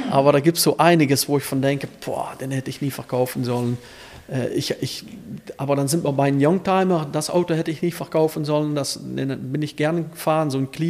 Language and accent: German; Elsloo, Limburg, Netherlands; Also wo ich so jung war und man, man hat gesagt, ich komme aus Elslo, dann hat jeder gesagt, oh, oder Ferrari an der Kreuzung steht